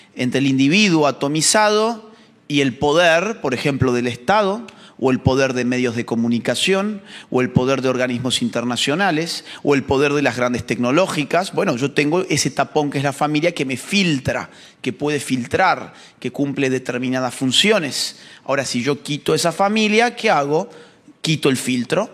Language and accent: Spanish; Argentina; en la Argentina, en mi país